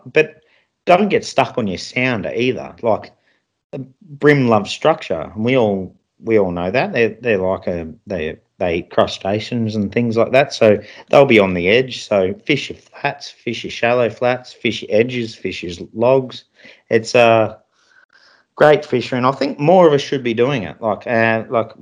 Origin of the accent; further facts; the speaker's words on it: Victoria, Australia; I'm from Victoria